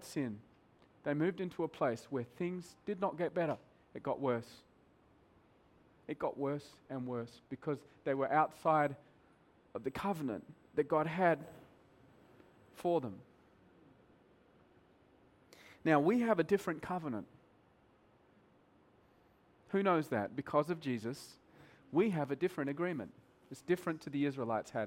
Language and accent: English; Australia; moved away as an adult; now in Mumbai, India; I'm Australian